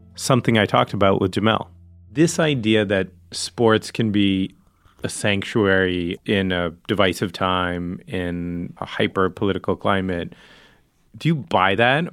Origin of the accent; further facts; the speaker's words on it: Northeast, United States; now in Los Angeles, United States; I grew up in the Northeast